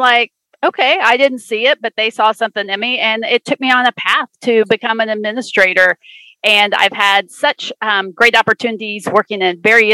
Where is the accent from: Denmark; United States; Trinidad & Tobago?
United States; Indiana; moved away; I'm actually from Indiana